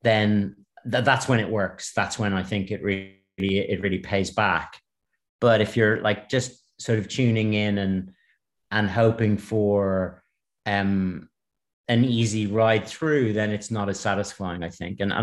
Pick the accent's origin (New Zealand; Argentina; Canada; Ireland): Ireland; I'm Irish and I grew up here